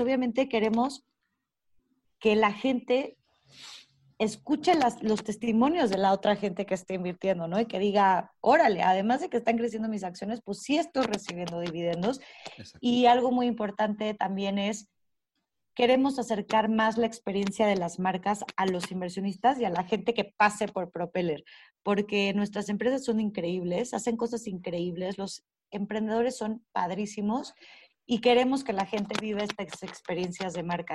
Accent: Mexico; nuestro país

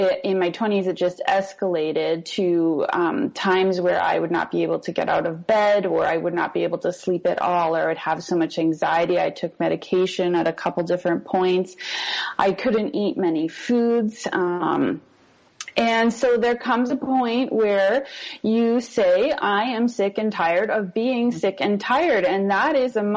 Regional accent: Canada; now in Costa Rica; I'm Canadian

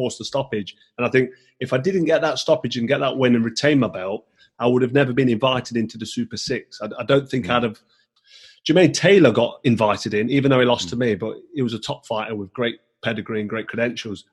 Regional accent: Nottingham, East Midlands, United Kingdom; in Nottingham, in my hometown

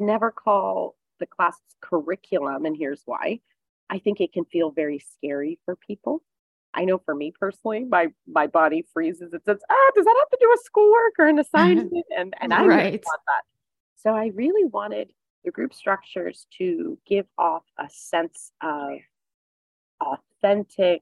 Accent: East Coast, United States; moved away; I grew up on the East Coast

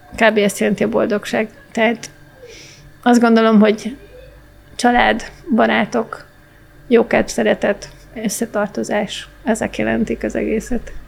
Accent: Hungary; én egyébként magyar vagyok, hogy európai vagyok

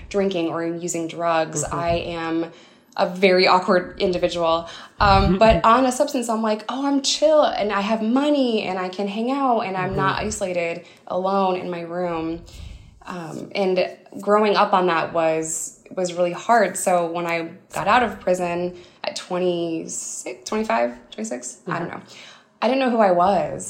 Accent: upstate New York, United States; It's like 200% below the poverty line in upstate New York

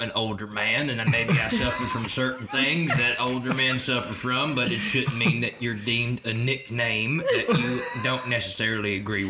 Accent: California, United States; I'm a Californian, so I am a proud Democrat, but I'm also an American.

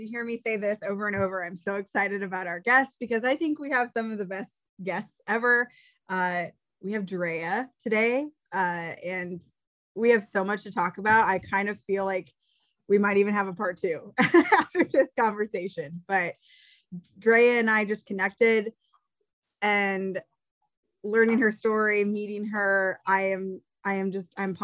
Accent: Midwest, United States; I am from the Midwest, born and raised, hunting, outdoorsy

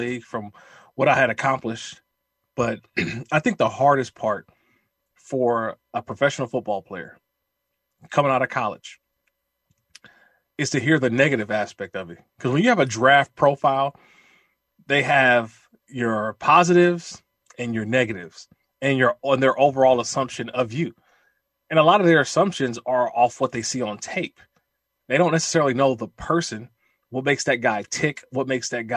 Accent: Oakland, California, United States; I was born and raised in Oakland

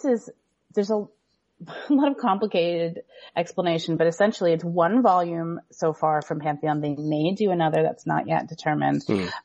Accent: United States; as an American

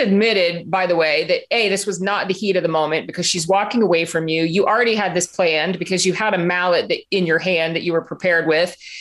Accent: Florida, United States; I'm from Florida

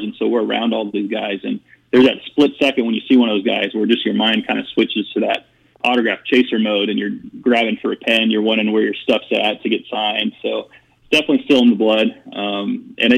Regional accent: Phoenix, Arizona, United States; I was born and raised here in Phoenix, and I'm one of the guys who was born and raised here and didn't leave

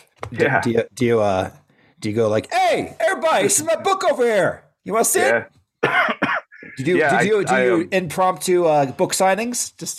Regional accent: West Lafayette, Indiana, United States; I grew up in West Lafayette, Indiana.

